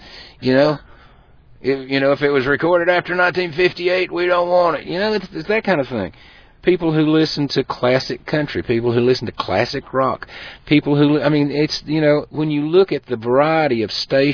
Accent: Eastern Tennessee, Western North Carolina, United States; I come from Western North Carolina, Eastern Tennessee

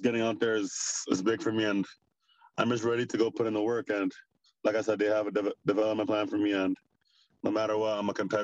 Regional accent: Toronto, Ontario, Canada; also born or lived in Benin City, Nigeria; I'm from Nigeria, Benin City. I lived in Canada most of my life in Toronto, Rexdale

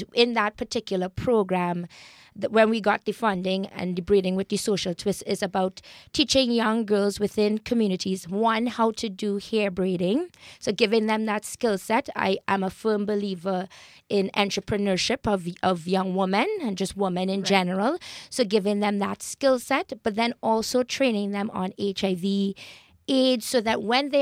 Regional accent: Trinidad & Tobago; now in Toronto, Canada; I grew up in Trinidad, which is a highly multicultural you know, society.

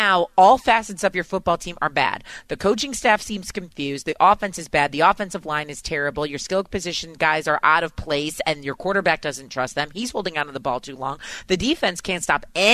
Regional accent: Chicago, Illinois, United States; moved away; I'm from Chicago, but I am not currently there

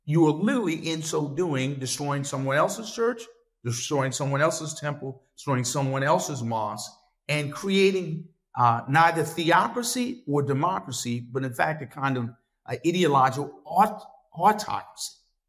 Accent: the South, United States; I grew up in the South, not too far from where I grew up.

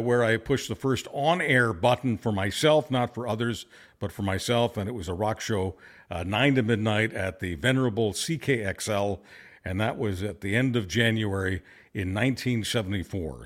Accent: Montreal, Quebec, Canada; also born or lived in Budapest, Hungary; I was a two and a half year old baby when I, uh, was, uh, in Montreal, and that's where I was raised

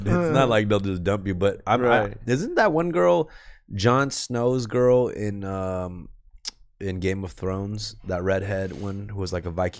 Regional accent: Buenos Aires, Argentina; moved away; I'm from Buenos Aires, Argentina.

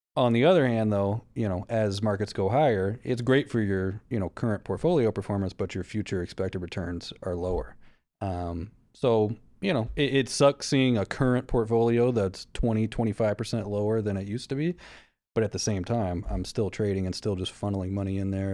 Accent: the South, United States; I'm from the South.

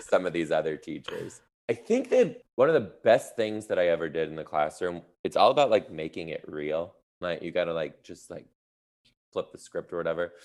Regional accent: Detroit, Michigan, United States; now in Seattle, United States; I'm from Detroit

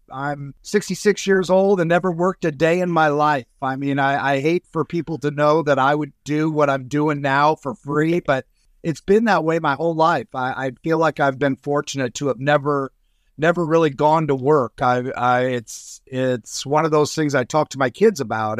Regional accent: Pasadena, California, United States; also born or lived in Arcadia, California; now in Toronto, Canada; born in Pasadena, California, right where the Apple Rose Bowl. So you see it every day on, on New Year's at the Rose Parade. It's always sunny and beautiful. But I basically grew up, I, I went to Arcadia High School there right next to Pasadena

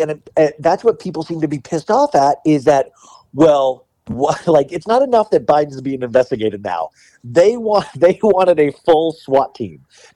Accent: Bakersfield, California, United States; I'm from Bakersfield, which I was like, what is going on in Bakersfield, California, that this guy got elected in the first place?

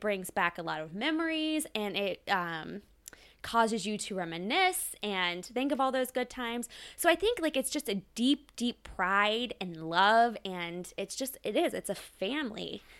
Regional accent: Ohio, United States; I grew up in Ohio. I'm born and raised, I'm an Ohio girl

